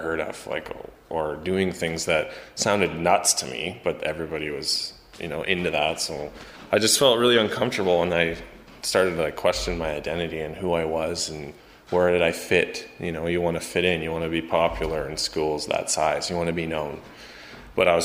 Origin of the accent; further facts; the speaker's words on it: Calgary, Alberta, Canada; also born or lived in Chilliwack, British Columbia; I'm born in Chilliwack, BC, but I come from Calgary, Alberta.